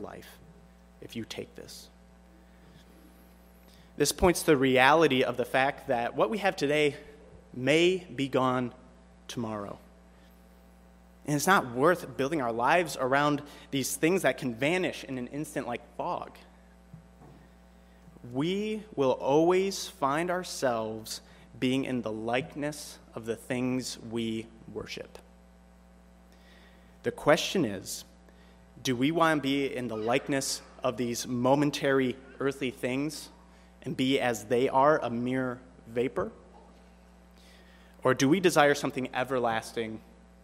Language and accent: English; Michigan, United States; I grew up in Michigan